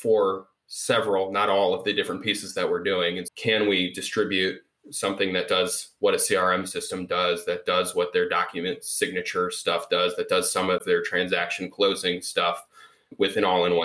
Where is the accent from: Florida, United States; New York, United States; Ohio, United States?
Ohio, United States; Cleveland; moved away as an adult; also born or lived in Michigan; now in Chicago, United States; I grew up in Cleveland